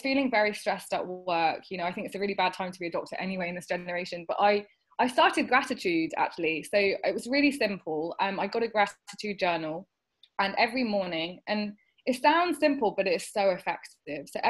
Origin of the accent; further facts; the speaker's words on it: United Kingdom; I'm not just South Asian, I'm British, and I'm in between